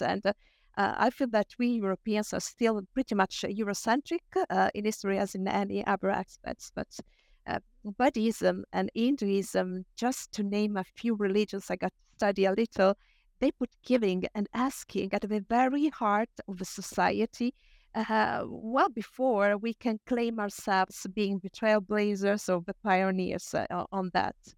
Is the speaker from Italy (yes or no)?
yes; Italy; I share my home country, Italy